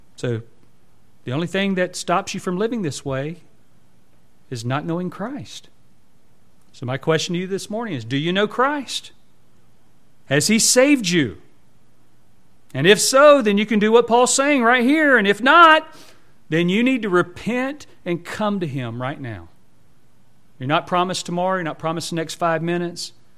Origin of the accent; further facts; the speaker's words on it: United States; our American citizenship